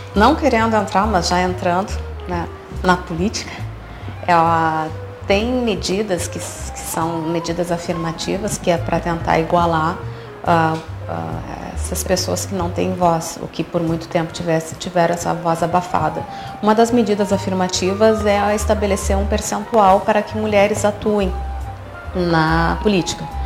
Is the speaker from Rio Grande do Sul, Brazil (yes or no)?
yes; Porto Alegre, Rio Grande do Sul, Brazil; moved away as an adult; also born or lived in Curitiba; now in Dom Pedrito, Brazil; Eu sou de Porto Alegre